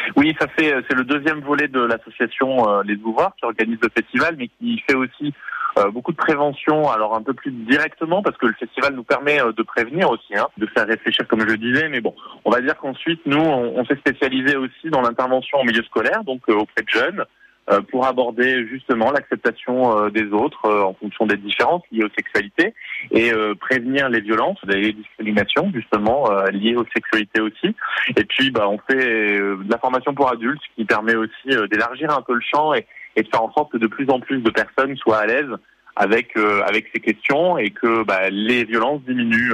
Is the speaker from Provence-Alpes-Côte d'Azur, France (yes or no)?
yes; Nice, Provence-Alpes-Côte d'Azur, France; en tant que niçois